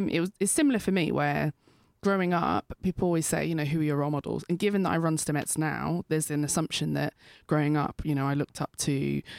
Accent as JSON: {"language": "English", "country": "United Kingdom", "said": "I'm British and I don't quite like physics, but I'm like mathsy and techy"}